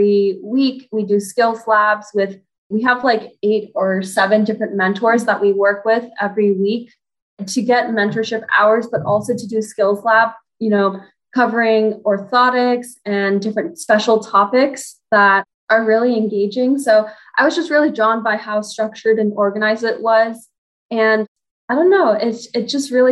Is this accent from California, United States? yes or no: yes; Los Angeles, California, United States; I'm from Los Angeles, California, and I did all my OT schooling at USC.